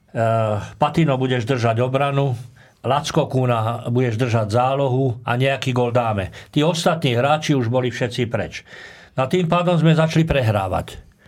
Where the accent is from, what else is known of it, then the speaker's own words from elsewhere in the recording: Trnava, Trnava Region, Slovakia; also born or lived in Handlová; ja som rodák z Trnavy, keď som mal 6 rokov, tak rodičia, otec, e, otec išiel robiť vychovávateľa do Banického učilišta Handlová